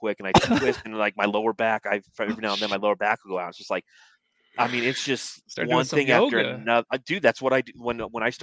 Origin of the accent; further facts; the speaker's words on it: Phoenix, Arizona, United States; moved away; I'm from Phoenix